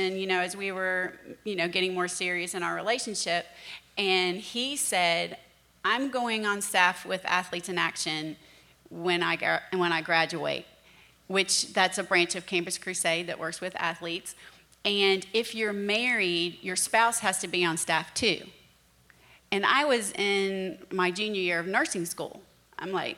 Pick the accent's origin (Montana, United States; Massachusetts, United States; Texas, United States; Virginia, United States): Virginia, United States; Virginia Beach; I grew up in Virginia Beach, Virginia